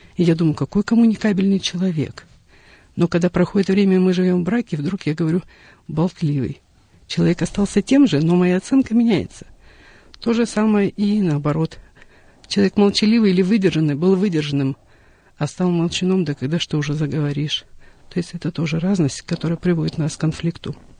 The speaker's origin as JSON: {"language": "Russian", "region": "southern Kazakhstan", "country": "Kazakhstan", "tie": "born or raised there", "also_born_or_lived": "Russian Far East", "moved": "as an adult", "lives_now": "Russia", "said": "Я родилась э, в Южной Республике Казахстан, выросла на юге. А, в возрасте 18 лет уехала на Дальний Восток"}